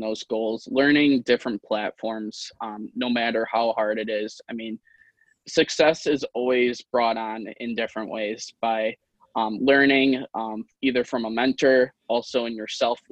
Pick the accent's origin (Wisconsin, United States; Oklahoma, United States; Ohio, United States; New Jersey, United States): Wisconsin, United States; also born or lived in Russia; I was actually adopted from Russia, which is kind of cool. But I've always lived here in Wisconsin